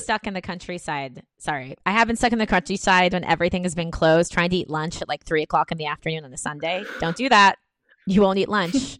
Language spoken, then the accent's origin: English; North Carolina, United States; moved away as an adult; now in Paris, France; growing up in North Carolina